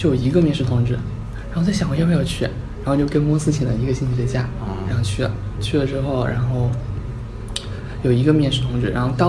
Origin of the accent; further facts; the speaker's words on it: Chengdu, Sichuan, China; 成都人。